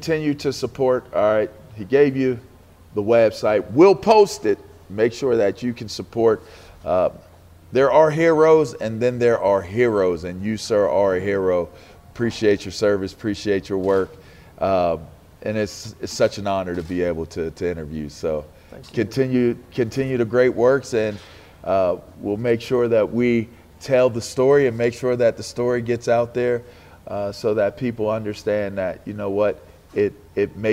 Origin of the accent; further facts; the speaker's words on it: Pittsburgh, Pennsylvania, United States; moved away; also born or lived in Washington, D.C.; I grew up in Pittsburgh